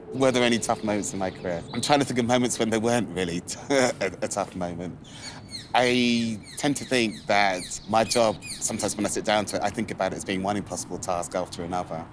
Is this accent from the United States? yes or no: no; London, United Kingdom; also born or lived in Islington; Where I grew up, I was born actually in Islington, and then my uh, parents moved us to um, Hackney.